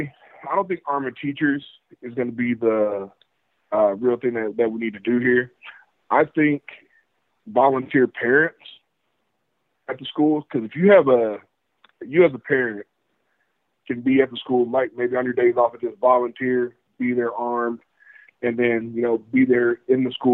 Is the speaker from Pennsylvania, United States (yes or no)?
no; West Texas, United States; I'm from West Texas. I'm a few hours away from Uvalde